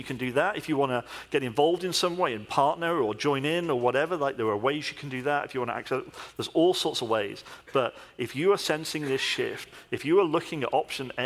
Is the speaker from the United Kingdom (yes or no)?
yes; United Kingdom; I'm British